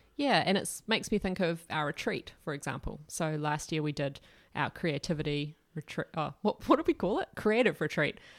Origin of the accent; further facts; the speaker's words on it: Dunedin, Otago, New Zealand; our family moved to Aotearoa, I was born in Dunedin, but we went away, then came back. I started going to Anglican Adventure Ministries camps, and I was eight years old